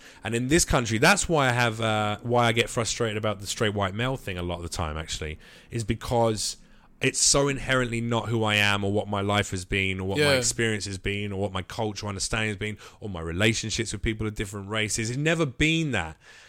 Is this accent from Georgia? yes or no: no; London, United Kingdom; Yeah, I'm from London.